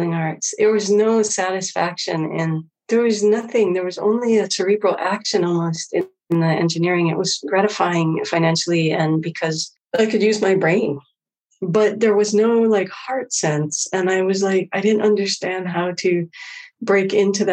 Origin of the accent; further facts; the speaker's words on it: Hawaii, United States; Growing up in Hawaii